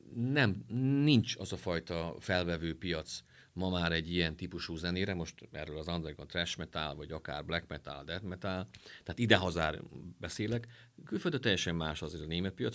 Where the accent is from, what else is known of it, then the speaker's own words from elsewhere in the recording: Miskolc, Borsod-Abaúj-Zemplén, Hungary; mi miskolciak vagyunk